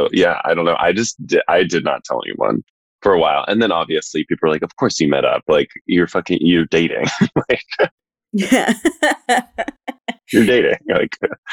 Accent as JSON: {"language": "English", "region": "Texas", "country": "United States", "moved": "yes", "lives_now": "New York, United States", "said": "I'm from Texas."}